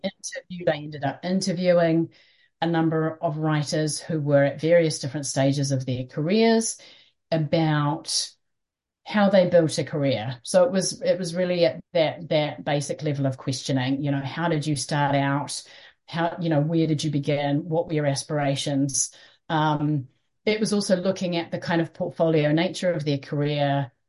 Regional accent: New Zealand; also born or lived in London; we're from Aotearoa, New Zealand

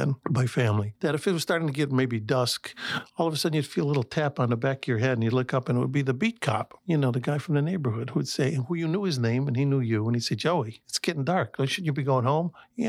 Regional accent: Chicago, Illinois, United States; I'm from Chicago all my life

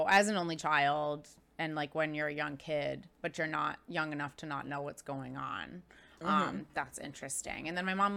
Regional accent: Cobleskill, New York, United States; moved away as an adult; also born or lived in Florida; now in Boston, United States; I grew up in this little tiny town in upstate New York

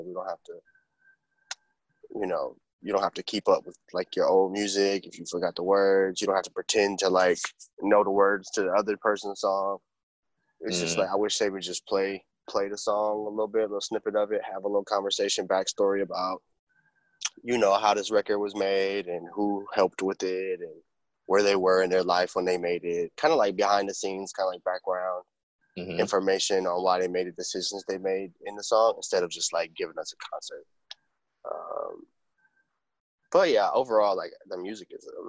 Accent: Milwaukee, Wisconsin, United States; now in Brooklyn, United States; I'm from Milwaukee originally. Currently I live in Brooklyn, New York

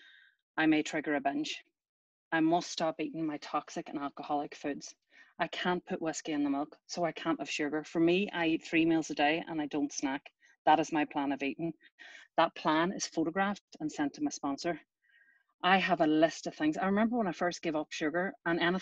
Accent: Ireland; I was brought up in Ireland from an early age

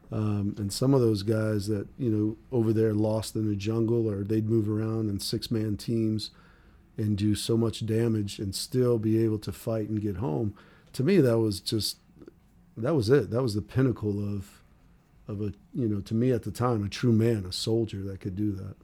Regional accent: Wheaton, Maryland, United States; moved away; also born or lived in Denver, Colorado / Rockville, Maryland / Salt Lake City, Utah; lived right outside of, uh, kinda like the Washington, D C area, the suburbs, it was called, uh, Wheaton, Maryland, or Rockville, Maryland

